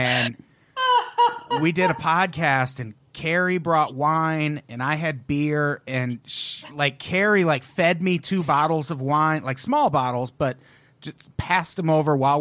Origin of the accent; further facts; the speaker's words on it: Illinois, United States; I grew up in Illinois